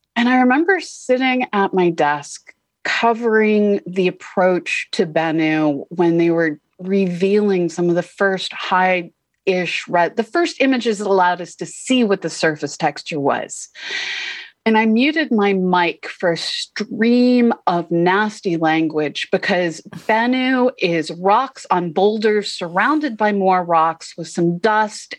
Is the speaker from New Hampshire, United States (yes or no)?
no; Boston, Massachusetts, United States; I grew up in Boston